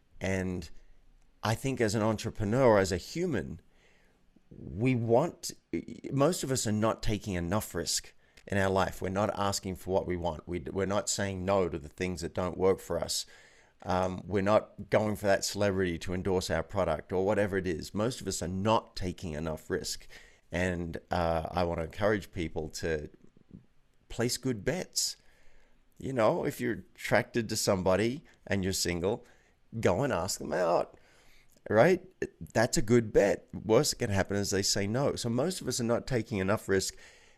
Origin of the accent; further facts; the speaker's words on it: Australia; moved away as an adult; now in New York, United States; Like, here I was 24 with an office on Park Avenue. That was crazy. I moved from Australia, and I just wasn't very happy.